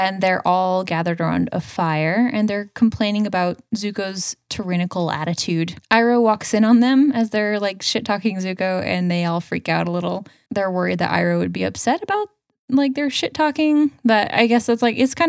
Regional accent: Spokane, Washington, United States; I grew up in Spokane

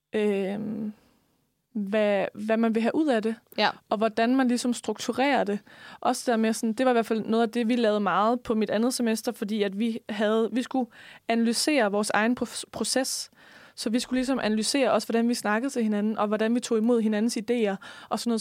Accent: West Jutland, Denmark; jeg er også en vestjyde

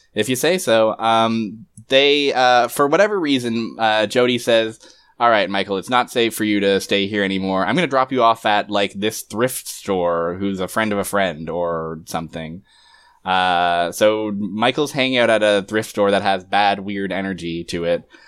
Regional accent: Canada; I'm Canadian

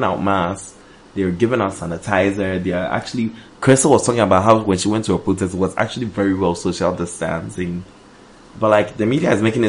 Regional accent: New York City, New York, United States; I'm coming deep from the Bronx

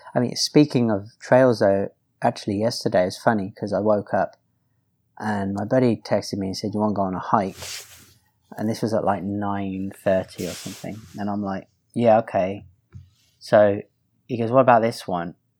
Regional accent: United Kingdom; I'm also British

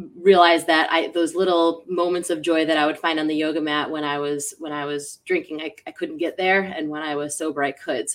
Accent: Western New York, United States; now in Tampa, United States; I'm from Western New York. Live in Tampa, Florida right now. I escaped the cold weather.

